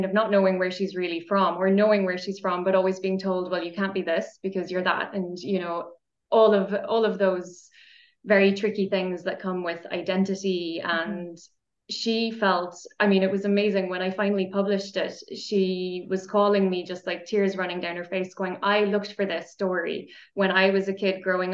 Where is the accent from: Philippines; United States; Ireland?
Ireland; now in Austria; I'm Irish. I'm coming to you from Austria